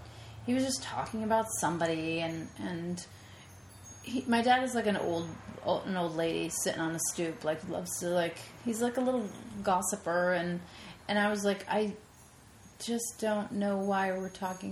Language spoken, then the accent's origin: English; Lyndhurst, New Jersey, United States; New Jersey.